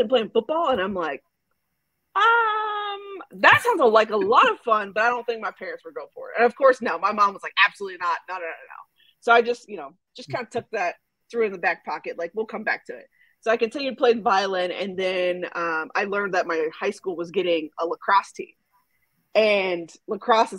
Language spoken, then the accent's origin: English; Georgia, United States; also born or lived in Houston, Texas / Dallas, Texas; born in Houston, raised in Dallas. I l moved to Georgia when I was like a kid, like elementary school. I've been right outside the Metro Atlanta area since then